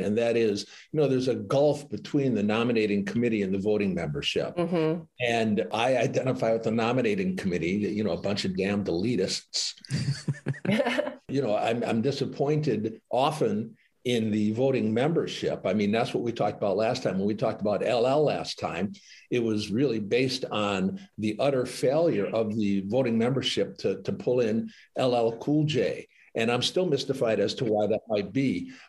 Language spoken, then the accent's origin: English; Detroit, Michigan, United States; born or raised there